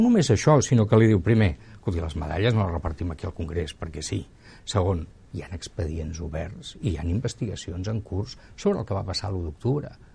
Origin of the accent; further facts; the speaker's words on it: Barcelona, Catalonia, Spain; sóc molt barceloní